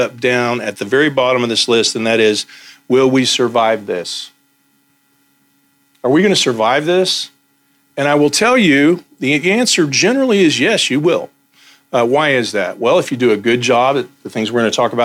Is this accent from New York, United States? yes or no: no; Texas, United States; I'm from Texas